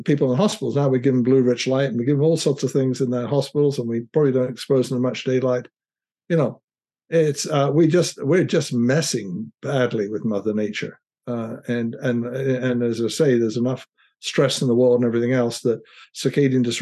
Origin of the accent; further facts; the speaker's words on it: United Kingdom; now in United States; I'm British by background and came over to America